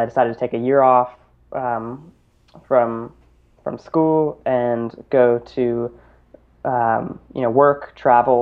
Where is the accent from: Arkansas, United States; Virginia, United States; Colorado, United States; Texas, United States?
Colorado, United States; Boulder; I grew up in Boulder, Colorado, which has over 300 days of sunshine a year